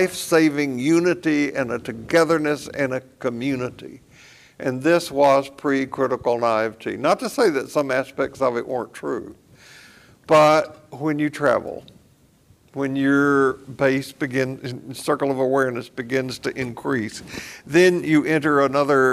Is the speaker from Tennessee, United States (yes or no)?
yes; Columbia, Tennessee, United States; also born or lived in Portland, Tennessee; As a family, we moved during the war from Portland, Tennessee to Columbia